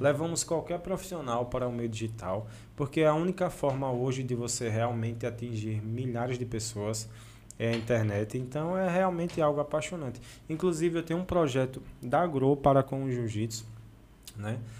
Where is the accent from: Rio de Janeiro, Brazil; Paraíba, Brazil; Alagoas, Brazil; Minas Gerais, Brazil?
Alagoas, Brazil; Delmiro Gouveia; E a gente, como delmirense, como sertanejo